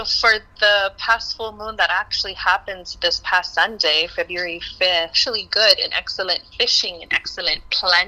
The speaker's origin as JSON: {"language": "English", "region": "Hawaii", "country": "United States", "said": "being Native Hawaiian here in the islands"}